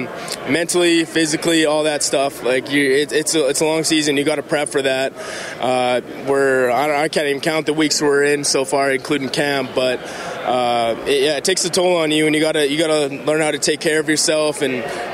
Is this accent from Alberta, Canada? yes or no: yes; Edmonton, Alberta, Canada; moved away as an adult; now in Calgary, Canada; Just coming back to my hometown